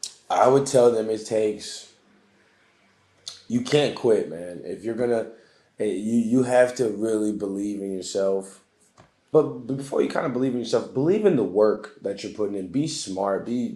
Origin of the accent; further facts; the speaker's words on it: United States; So right now I currently play for the Portuguese national team. So as an American with our USA team being so stacked